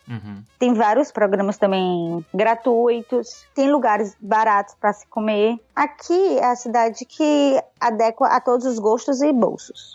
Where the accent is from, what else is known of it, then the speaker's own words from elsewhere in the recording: Northeast Region, Brazil; now in New York, United States; eu sou do Nordeste